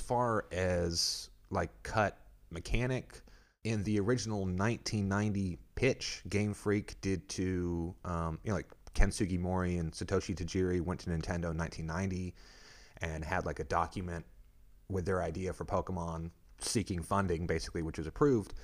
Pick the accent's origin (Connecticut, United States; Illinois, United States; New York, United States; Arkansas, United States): Arkansas, United States; moved away; I'm from Arkansas originally